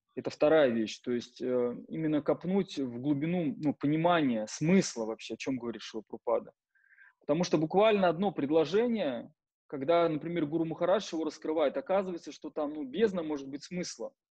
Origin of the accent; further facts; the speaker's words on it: Penza, Penza Oblast, Russia; moved away as an adult; also born or lived in Moscow; в городе Пенза, в моем родном городе